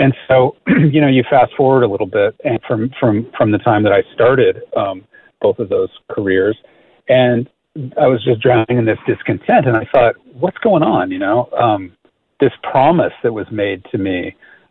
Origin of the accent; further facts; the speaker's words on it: California, United States; also born or lived in New York City; I grew up in California